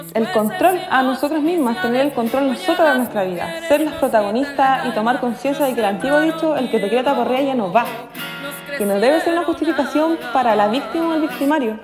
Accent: Chile; nosotras como mujeres chilenas

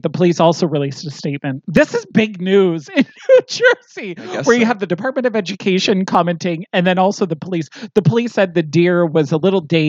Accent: East Coast, Canada; I grew up on the East Coast.

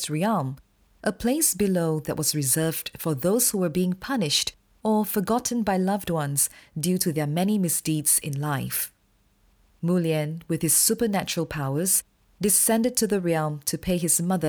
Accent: Malaysia; I was growing up in Malaysia

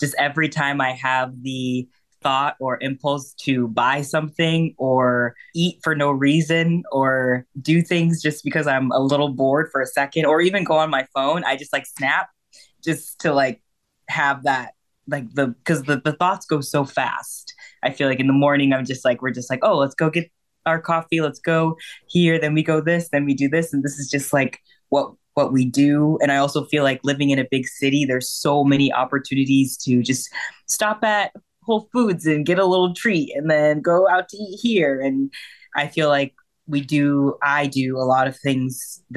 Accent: Wisconsin, United States; moved away as an adult; now in Chicago, United States; I'm from Wisconsin.

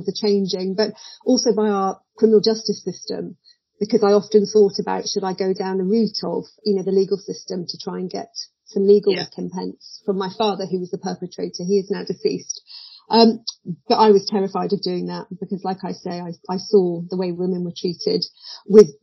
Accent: Midlands, United Kingdom; So I was brought up in the Midlands, a child of the 70s

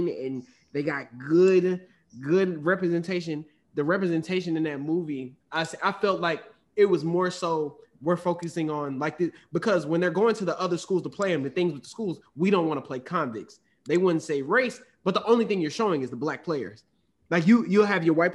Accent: Southern Arkansas, United States; I'm from Arkansas, born and raised in Arkansas. Southern Arkansas

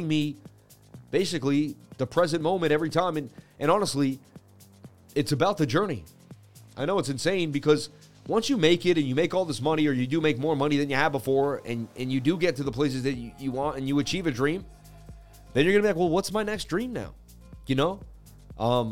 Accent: Boston, Massachusetts, United States; I'm from Boston, baby. Representing Mass, United States.

